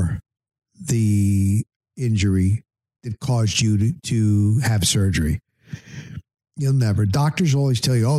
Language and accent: English; New Jersey, United States; moved away; I'm from New Jersey